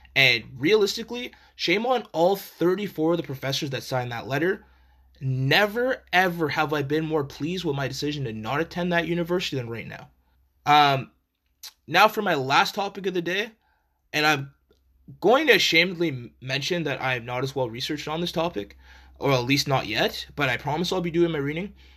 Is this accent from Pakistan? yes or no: no; Canada; as Canadian citizens